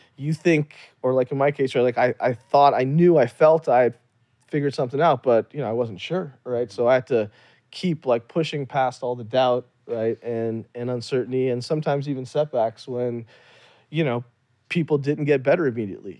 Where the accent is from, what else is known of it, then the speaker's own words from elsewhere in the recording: Louisiana, United States; also born or lived in Kashmir, India; I grew up in Louisiana